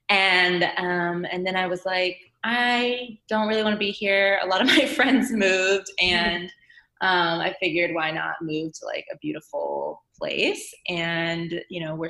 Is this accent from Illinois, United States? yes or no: yes; Chicago, Illinois, United States; moved away as an adult; also born or lived in San Francisco / New York; now in San Diego, United States; I'm from Chicago, a suburb outside of Chicago